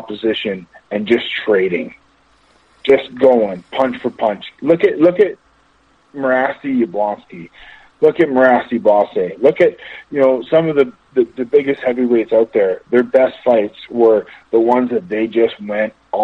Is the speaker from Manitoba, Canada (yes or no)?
no; Amherstburg, Ontario, Canada; also born or lived in Windsor, Ontario; I'm from Windsor, Ontario, Amherstburg, Ontario